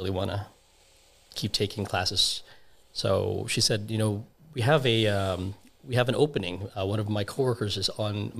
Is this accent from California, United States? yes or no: yes; Pasadena, California, United States; also born or lived in Caloocan City, Philippines; I was raised in the States, so Pasadena.